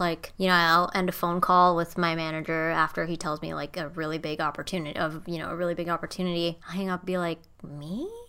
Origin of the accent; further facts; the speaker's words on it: Indonesia; moved away as an adult; now in Los Angeles, United States; I was born and raised in Indonesia